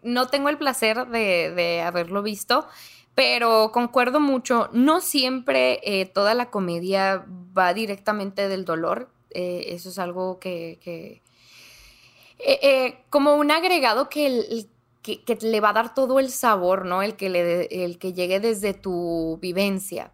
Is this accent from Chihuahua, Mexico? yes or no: yes; Ciudad Juárez, Chihuahua, Mexico; accent: norteño; sí, soy de Ciudad Juárez, Chihuahua, entonces pues norteña, norteña de corazón